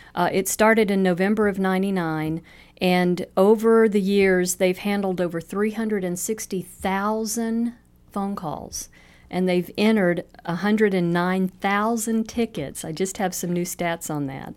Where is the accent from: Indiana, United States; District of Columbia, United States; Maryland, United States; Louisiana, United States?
Louisiana, United States; also born or lived in Estes Park, Colorado; now in Cape Coral, United States; We're born and raised in Louisiana